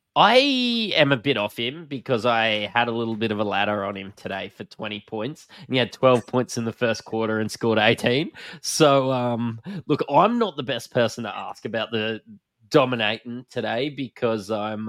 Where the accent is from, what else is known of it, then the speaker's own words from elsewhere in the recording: Australia; accent: bogan; We're from Australia, if you can't tell by my bogan accent